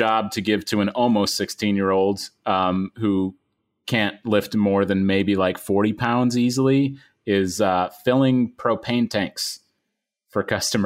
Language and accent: English; Midwest, United States; I am from the Midwest